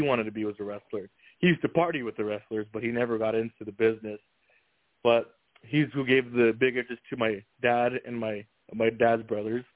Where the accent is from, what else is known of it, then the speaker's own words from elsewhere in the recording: New Mexico, United States; now in Phoenix, United States; I'm not from here. That being said, when I grew up in New Mexico